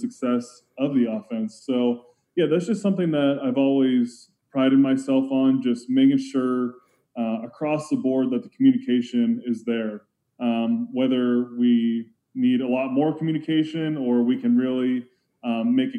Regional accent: Pittsburgh, Pennsylvania, United States; I was born in Pittsburgh

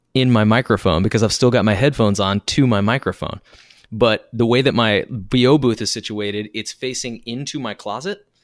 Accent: United States; also born or lived in Arkansas; now in New York City, United States; I was raised in Kansas and Arkansas

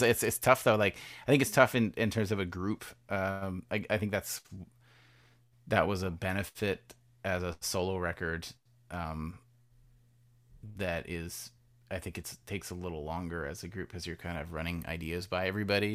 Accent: Canada; as a Canadian.

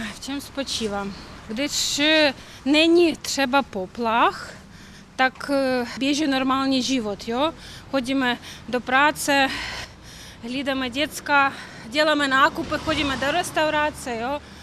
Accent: Kyiv, Ukraine; Czech is a second language; jsem z Kyjeva, celý život žiju v Kyjevě

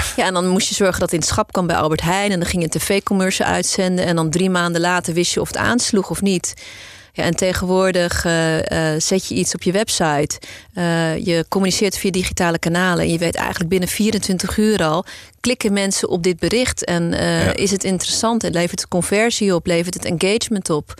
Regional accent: Amstelveen, North Holland, Netherlands; also born or lived in South Africa; geboren ooit in Zuid-Afrika, maar eh, eh, opgegroeid in deze regio. geboren en getogen in Amstelveen.

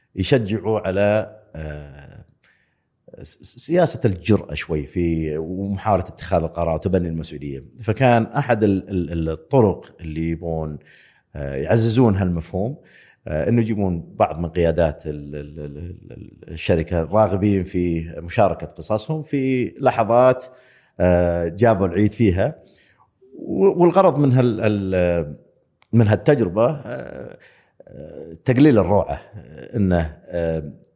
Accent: Saudi Arabia; also born or lived in United States; أنا موظف سعودي في أمريكا

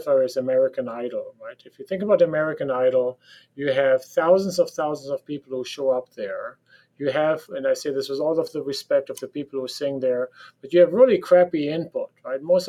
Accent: Germany; accent: German; English is a second language; So you can hear from my accent that I sound like a German because I am a German.

